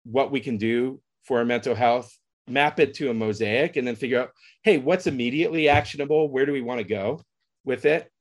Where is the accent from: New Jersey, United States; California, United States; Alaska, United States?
California, United States; San Francisco; I grew up in San Francisco during a particular period